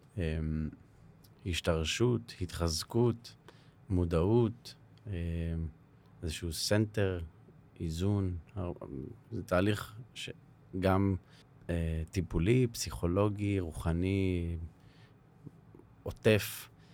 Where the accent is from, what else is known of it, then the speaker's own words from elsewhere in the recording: Herzliya, Tel Aviv District, Israel; אני גדלתי בהרצליה, בשכונת נווה עמל